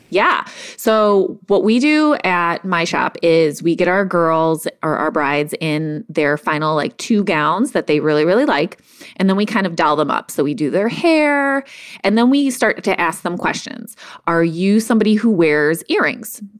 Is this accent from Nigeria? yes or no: no; Cleveland, Ohio, United States; moved away as an adult; also born or lived in Chicago; I'm from Cleveland, but I moved to Chicago for a job